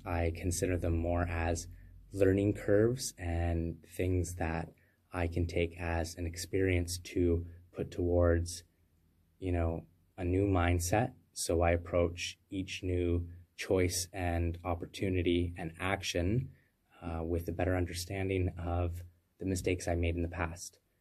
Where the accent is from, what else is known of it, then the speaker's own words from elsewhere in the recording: Canada; I'm a Canadian free thought advocate